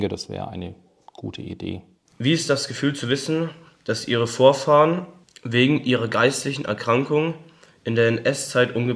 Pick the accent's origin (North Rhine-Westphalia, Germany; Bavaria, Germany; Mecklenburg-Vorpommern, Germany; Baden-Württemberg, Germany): Bavaria, Germany; Nuremberg; Auf der einen Seite bin ich Nürnberger und bin hier aufgewachsen